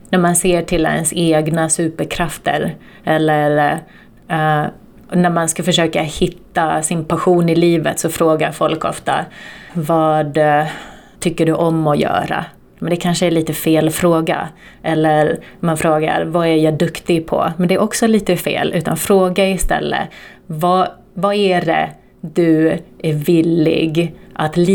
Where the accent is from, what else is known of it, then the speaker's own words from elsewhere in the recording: Turku, Southwest Finland, Finland; born there; berättade vilka vi var och att vi är födda i Åbo.